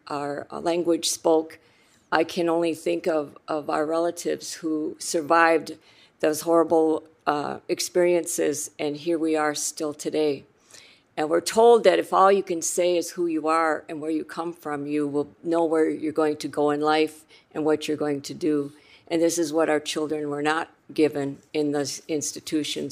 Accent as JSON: {"language": "English", "area": "Rosebud Reservation", "region": "South Dakota", "country": "United States", "said": "I'm from the Rosebud Reservation in South Dakota"}